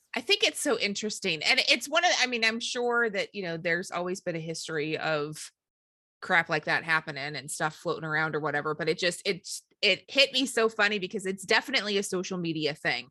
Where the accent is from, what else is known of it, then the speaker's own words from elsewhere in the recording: St. Louis, Missouri, United States; we are from Saint Louis or the Saint Louis area.